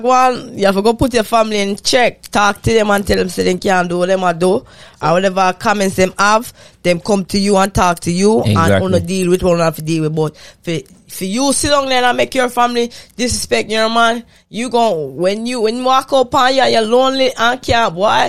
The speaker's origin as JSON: {"language": "English", "town": "Fort Lauderdale", "region": "Florida", "country": "United States", "said": "I'm from Fort Lauderdale."}